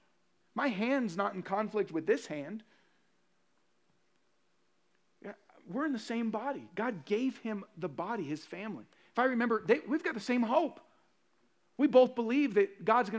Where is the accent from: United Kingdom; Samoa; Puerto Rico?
Puerto Rico; I'm Puerto Rican.